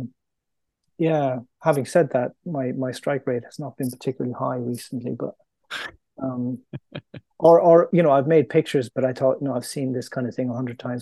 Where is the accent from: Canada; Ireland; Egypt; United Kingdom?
Ireland; moved away; also born or lived in New York; being Irish